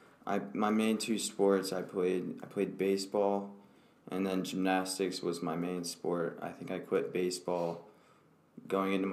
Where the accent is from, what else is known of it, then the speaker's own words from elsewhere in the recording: State College, Pennsylvania, United States; I grew up in State College, Pennsylvania